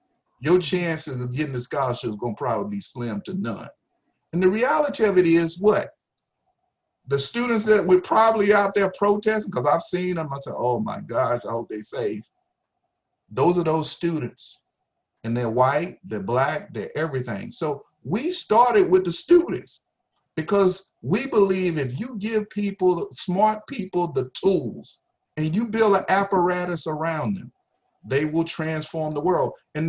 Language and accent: English; the South, United States; And I learned that from growing up in the South from my own dad.